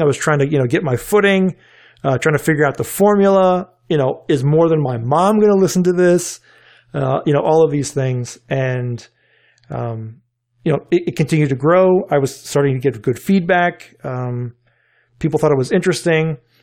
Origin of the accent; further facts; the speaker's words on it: North Carolina, United States; now in Richmond, United States; growing up in North Carolina